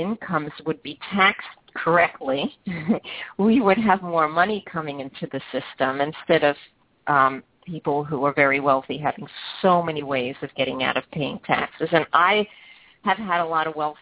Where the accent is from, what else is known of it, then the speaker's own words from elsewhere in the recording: New York City, New York, United States; moved away; I grew up in Brooklyn, everyone just took their chairs outside and sat on the sidewalk